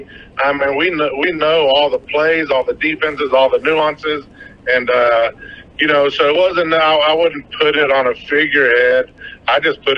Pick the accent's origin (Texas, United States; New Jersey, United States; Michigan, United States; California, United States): Texas, United States; Odessa; also born or lived in El Paso, Texas; So I moved here in third grade.